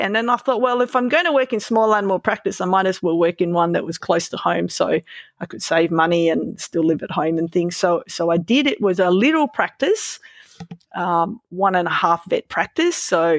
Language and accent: English; Melbourne, Victoria, Australia; Well, I grew up riding in Melbourne where there were no bike paths, lots of cars, terrible infrastructure for cycling